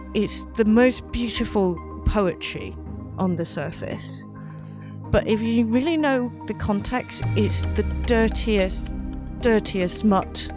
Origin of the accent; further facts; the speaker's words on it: Hong Kong; moved away as an adult; also born or lived in London; I grew up in Hong Kong, but I went to university in London